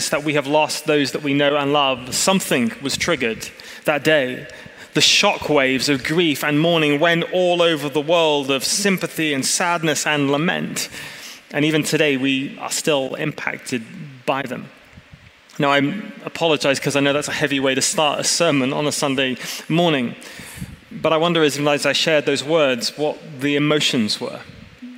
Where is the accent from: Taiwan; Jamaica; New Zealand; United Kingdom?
United Kingdom; England; moved away as an adult; now in California, United States; I'm an English man